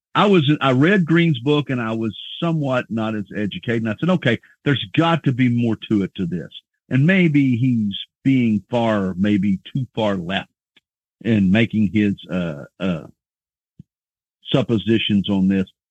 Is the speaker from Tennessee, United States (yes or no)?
no; Midland, Texas, United States; I was from Midland